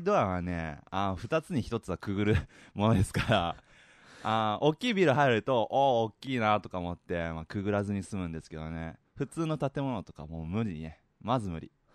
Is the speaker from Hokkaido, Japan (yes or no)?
no; Nagoya, Aichi, Japan; accent: Nagoya-ben; 僕も名古屋人ですから、普段名古屋弁喋ってる